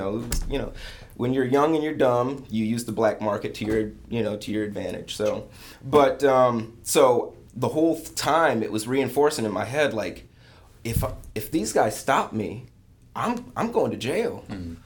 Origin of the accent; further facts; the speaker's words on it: Lansing, Michigan, United States; grew up in Michigan. Where I grew up in Lansing was considered the armpit of Lansing.